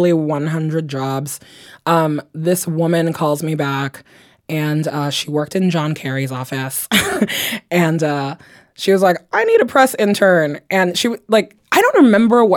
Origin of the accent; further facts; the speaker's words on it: Guinea; also born or lived in Belgium; now in Washington, D.C., United States; I'm actually from Guinea.